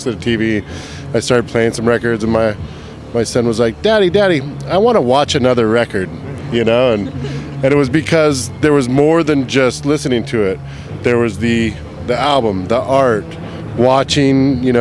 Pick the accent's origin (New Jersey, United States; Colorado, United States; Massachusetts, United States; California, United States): Colorado, United States; moved away as an adult; now in San Francisco, United States; I grew up in Colorado